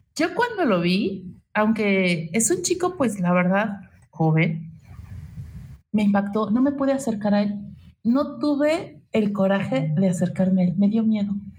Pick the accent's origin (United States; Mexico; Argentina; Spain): Mexico; de nacimiento soy italo mexicano entonces mis tradiciones son mixtas